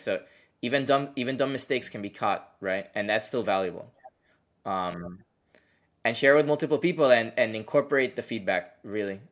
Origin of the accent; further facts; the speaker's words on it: Puerto Rico; moved away as an adult; I liked growing up in Puerto Rico